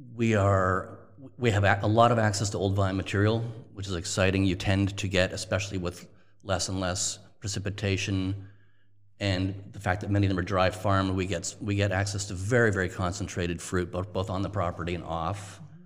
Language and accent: English; Toronto, Ontario, Canada; moved away; also born or lived in Montreal; I'm Canadian. I was born in Toronto, went to university in Montreal, McGill University